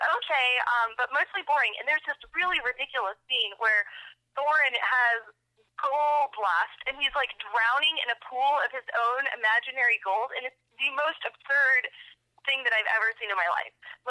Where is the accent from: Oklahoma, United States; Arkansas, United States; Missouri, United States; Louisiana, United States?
Oklahoma, United States; rural; moved away as an adult; now in Denver, United States; I grew up in rural Oklahoma. My graduating class from my hometown was less than 30 people.